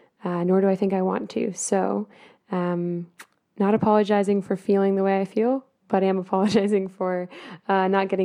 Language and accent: English; United States; moved away; being an American living overseas.